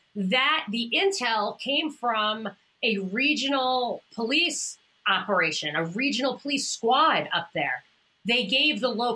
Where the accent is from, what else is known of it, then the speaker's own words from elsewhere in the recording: New York, United States; The hilarious thing is, I'm from New York.